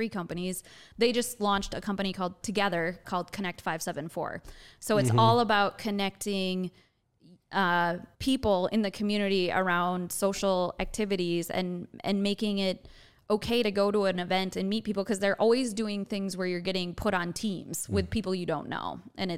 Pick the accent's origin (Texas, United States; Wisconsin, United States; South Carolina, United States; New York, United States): Wisconsin, United States; now in Indiana, United States; I'm from Wisconsin